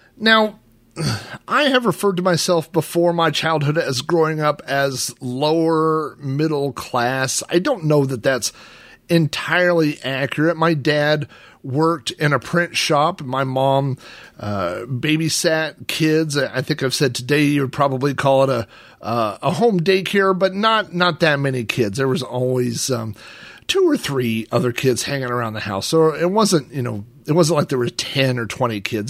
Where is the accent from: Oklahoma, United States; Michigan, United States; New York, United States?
Oklahoma, United States; When I was a kid growing up in Oklahoma